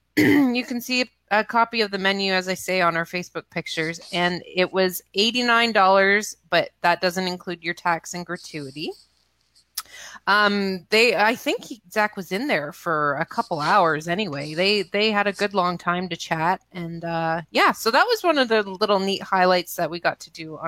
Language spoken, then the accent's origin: English; Boston, Massachusetts, United States; I'm from Boston.